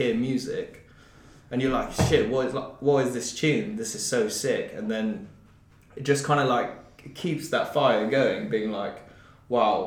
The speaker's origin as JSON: {"language": "English", "town": "Brecon", "region": "Wales", "country": "United Kingdom", "said": "I come from Brecon, which is like smallest one of the smallest towns"}